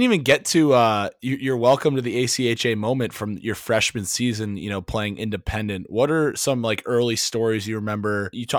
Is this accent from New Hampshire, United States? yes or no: yes; New Hampshire, United States; I'm from New Hampshire